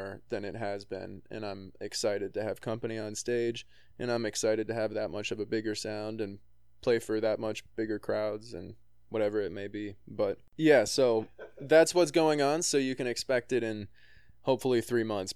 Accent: De Pere, Wisconsin, United States; moved away as an adult; also born or lived in Los Angeles / Nashville; I grew up in Pere, and these are my stomping grounds, and I live there now after living

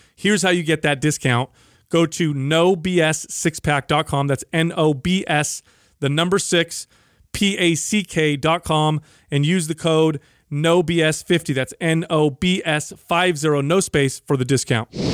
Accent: San Jose, California, United States; my hometown of San Jose

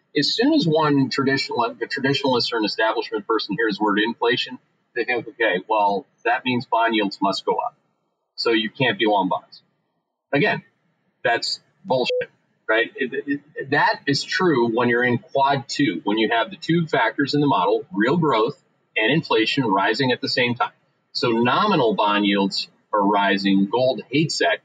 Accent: Canada; moved away as an adult; now in United States; I came here in the 1990s. I'm a Canadian.

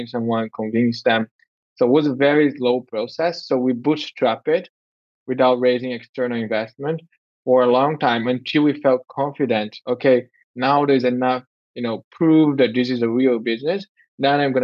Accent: Brazil; moved away; also born or lived in United States / Europe / Canada; I was born in Brazil

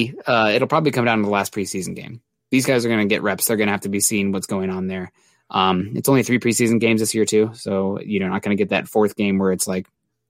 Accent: Midwest, East Iowa, United States; I'm from the Midwest, East Iowa.

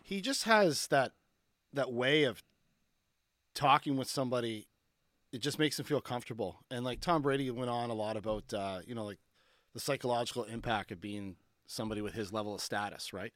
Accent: Barrie, Ontario, Canada; also born or lived in Cole Harbour, Nova Scotia; I'm from Cole Harbor, but I, most of my childhood I spent in Barrie, Ontario

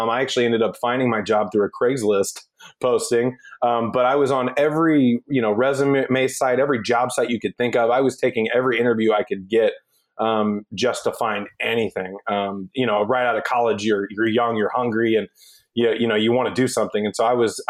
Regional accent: near Cape Girardeau, Missouri, United States; Cape Girardeau near my hometown

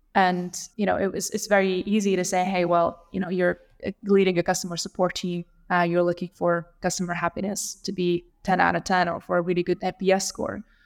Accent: Lithuania; I grew up in Lithuania, so I'm Lithuanian.

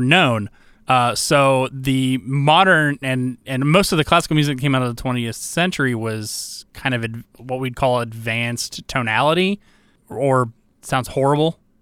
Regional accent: Georgia, United States; also born or lived in Iowa; I'm Iowa born, but Georgia bred

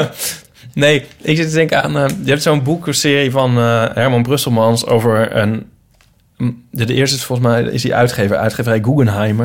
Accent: Netherlands; also born or lived in Utrecht; we zijn wel Nederlanders

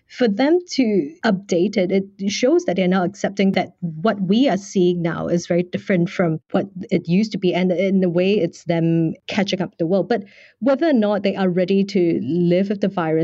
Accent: Singapore; now in China; I'm from Singapore

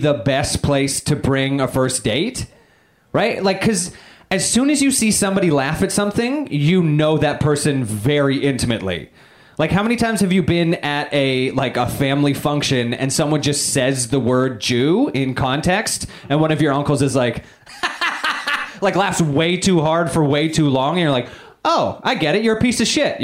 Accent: Canada; moved away; I am Canadian

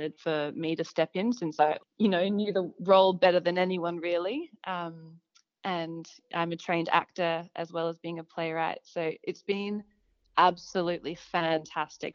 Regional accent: Hallett Cove, South Australia, Australia; I grew up in Hallett Cove alongside the beach

